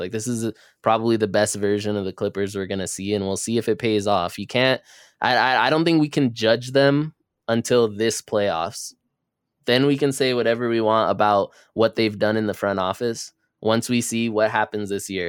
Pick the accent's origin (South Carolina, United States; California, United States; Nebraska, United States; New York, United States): California, United States; Los Angeles; we are from Los Angeles